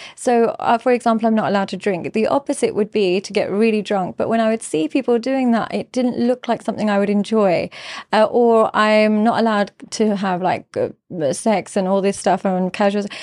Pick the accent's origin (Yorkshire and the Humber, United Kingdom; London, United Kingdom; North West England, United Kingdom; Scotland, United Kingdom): London, United Kingdom; I grew up in London. I grew up in an entirely English school.